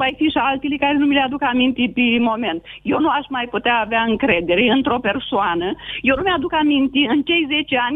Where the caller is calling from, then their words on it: Piatra Neamț, Neamț County, Romania; Bună ziua, uh, sunt din Piatra Neamț.